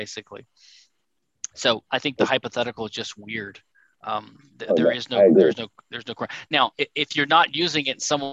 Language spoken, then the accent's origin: English; Louisiana, United States; Louisiana, I'm from Louisiana